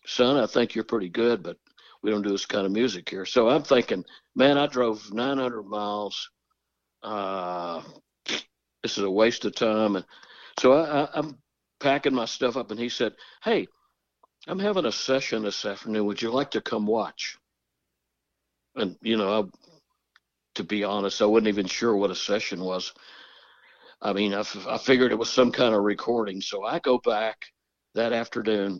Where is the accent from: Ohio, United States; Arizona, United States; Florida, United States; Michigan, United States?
Florida, United States; moved away as an adult; also born or lived in West Virginia; now in Nashville, United States; I'm from Florida